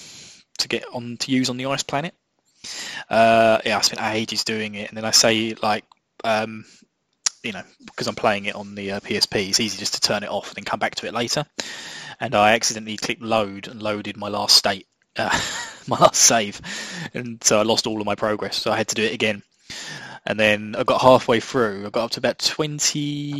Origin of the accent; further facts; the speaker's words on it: England, United Kingdom; I'm your English host